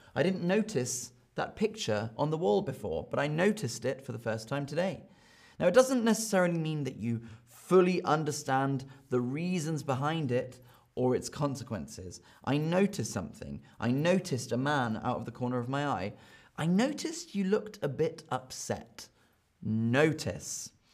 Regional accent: United Kingdom; I am from Britain

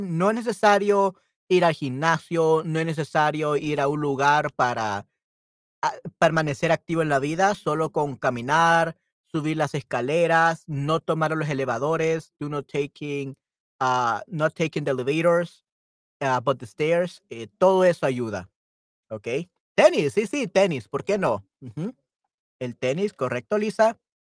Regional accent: El Salvador; Yo soy de El Salvador

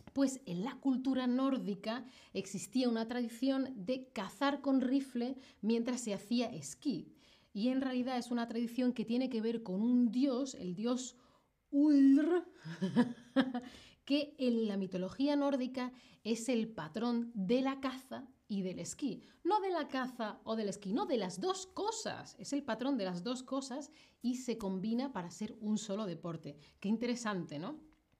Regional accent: Spain; que soy de Europa, que soy de España

